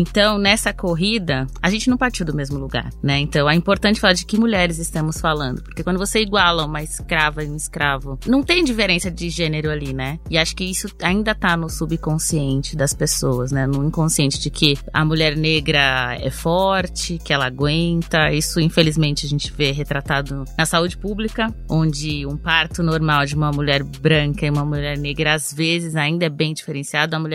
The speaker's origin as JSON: {"language": "Portuguese", "region": "São Paulo", "country": "Brazil", "said": "tenho 34 anos, sou paulista, paulistana."}